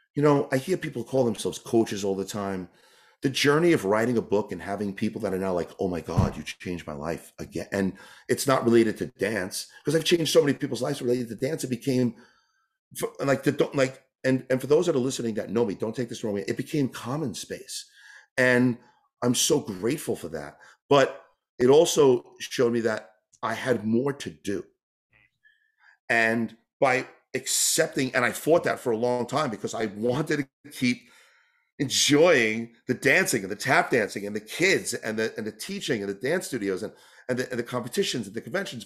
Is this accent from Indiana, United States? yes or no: no; New York, United States; moved away as an adult; also born or lived in California / Canada; I grew up in New York